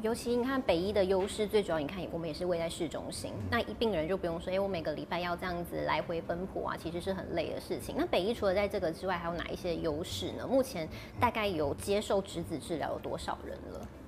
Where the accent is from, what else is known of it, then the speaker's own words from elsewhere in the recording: Taiwan; 我们台湾人